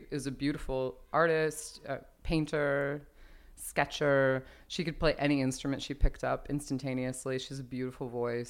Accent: Los Angeles, California, United States; born there; I was born in Glassell Park.

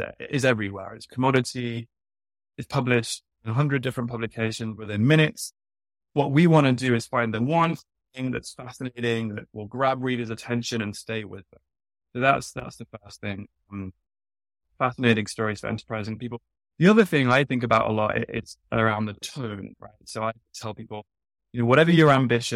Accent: United Kingdom; moved away as an adult; now in New York, United States; I'm British, but I've been living in New York long enough now that I say soccer.

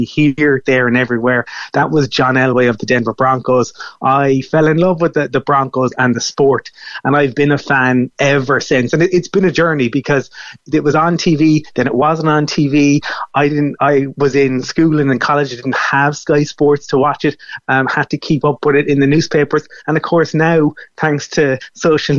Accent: Fermoy, Munster, Ireland; when I was growing up in Fermoy

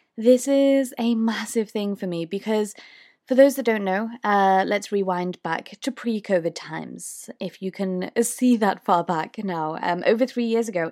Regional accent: United Kingdom; accent: British; I'm from the U K

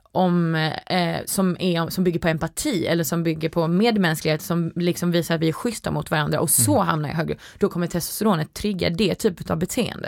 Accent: Sweden; also born or lived in United States; jag tror jag var lite mobbad för att jag var svensk

